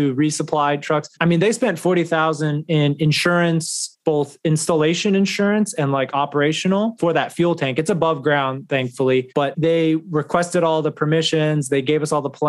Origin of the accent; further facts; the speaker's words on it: North Texas, United States; moved away as an adult; also born or lived in New York / Florida; now in Dallas, United States; I'm originally from North Texas, so for me, I always knew that I wanted to come back home